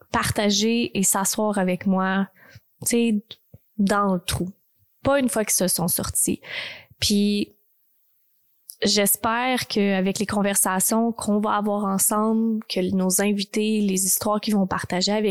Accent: Texas, United States; Fait que j'ai grandi vraiment au Texas. J'ai vraiment eu des, des moments extraordinaires là-bas.

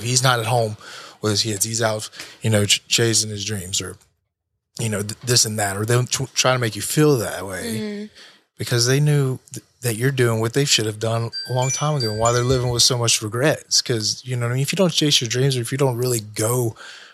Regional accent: United States; I'm American.

